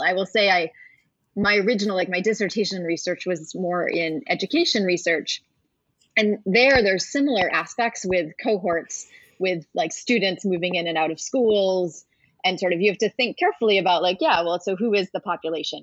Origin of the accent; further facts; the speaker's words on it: New Hampshire, United States; now in Washington, D.C., United States; I grew up in New Hampshire